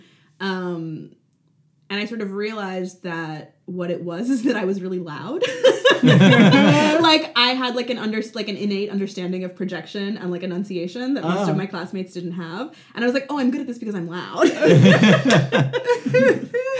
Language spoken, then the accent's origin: English; Chicago, Illinois, United States; I grew up in Chicago